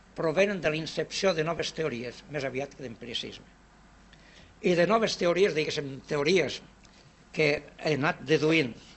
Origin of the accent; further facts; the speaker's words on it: Vinaròs, Valencian Community, Spain; moved away as an adult; Que m'han considerat sempre a Vinaròs el més improbable emigrant del meu poble